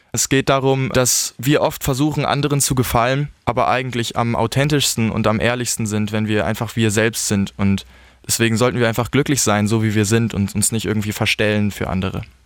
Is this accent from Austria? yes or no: no; Portugal; now in Altensteig, Germany; ich bin in Portugal aufgewachsen.